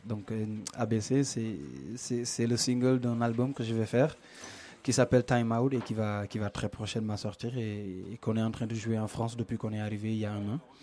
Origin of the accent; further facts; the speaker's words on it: Dakar, Senegal; je suis sénégalais, je viens de, je viens de Dakar